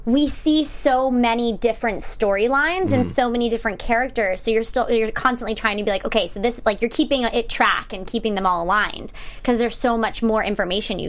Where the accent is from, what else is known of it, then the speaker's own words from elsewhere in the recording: East Coast, United States; moved away; I'm from the East Coast. And when I came out here